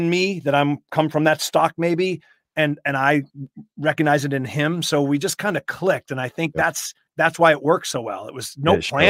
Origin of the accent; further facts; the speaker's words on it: Boston, Massachusetts, United States; I grew up in and around New England and Boston.